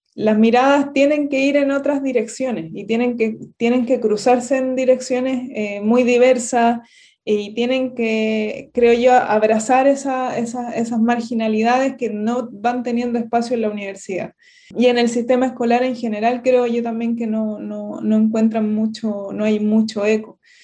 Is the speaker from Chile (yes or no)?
yes; Santiago, Santiago Metropolitan Region, Chile; moved away; also born or lived in southern Chile; yo soy de Santiago, que es la, región metropolitana de Chile